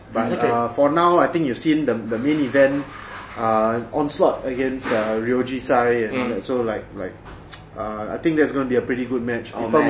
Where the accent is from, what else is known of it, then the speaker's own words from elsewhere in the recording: Singapore; We are Singaporean. This is home truly.